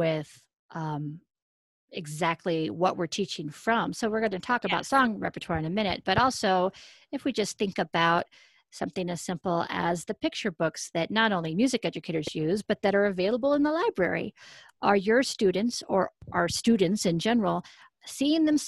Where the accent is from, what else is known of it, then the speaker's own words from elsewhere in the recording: Colorado, United States; I grew up in Colorado